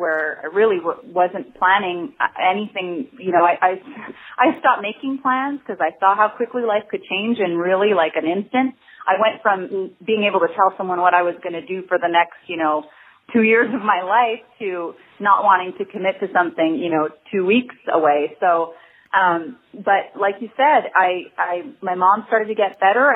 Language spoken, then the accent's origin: English; Montreal, Quebec, Canada; moved away as an adult; growing up in Montreal